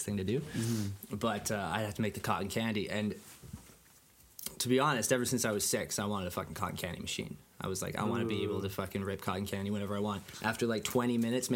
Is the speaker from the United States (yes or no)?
no; Vancouver, British Columbia, Canada; I'm from Vancouver